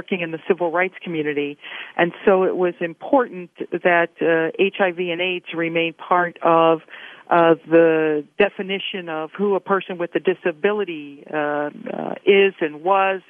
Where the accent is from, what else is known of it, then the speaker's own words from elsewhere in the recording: Pittsburgh, Pennsylvania, United States; moved away as an adult; also born or lived in Arizona; I'm originally from Pittsburgh and wanted to come back to Pennsylvania